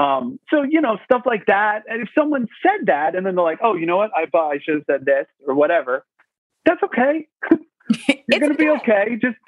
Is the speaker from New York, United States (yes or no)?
yes; New York, United States; So like a bunch of my friends that I grew up with on Long Island, we had a bunch of conversations